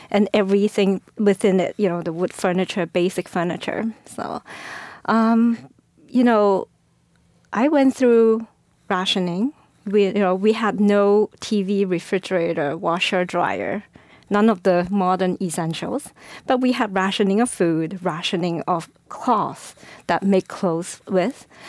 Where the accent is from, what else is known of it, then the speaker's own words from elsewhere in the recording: China; English is a second language; moved away as an adult; now in San Francisco, United States; I actually grew up in the poverty of China. Um, uh, English is my third language